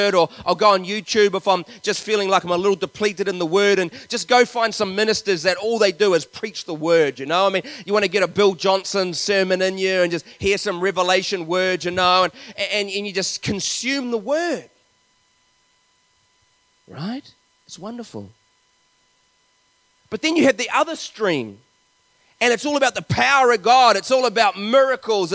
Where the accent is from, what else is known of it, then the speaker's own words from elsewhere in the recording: Te Awamutu, Waikato, New Zealand; I grew up in Te Aumutu in the Waikato